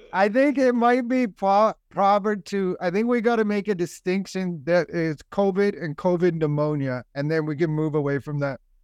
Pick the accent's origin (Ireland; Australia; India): Ireland; I'm Irish. My parents are Irish. Our whole family